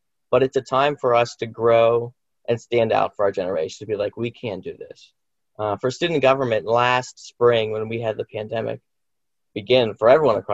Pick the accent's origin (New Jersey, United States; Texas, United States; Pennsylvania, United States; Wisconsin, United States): Pennsylvania, United States; Indiana; I'm from Indiana. I'm a local